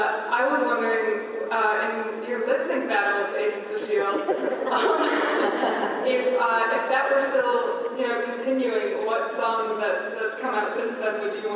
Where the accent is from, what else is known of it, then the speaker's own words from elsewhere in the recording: St. Louis, Missouri, United States; I'm from St. Louis, I met you when you were there like a while ago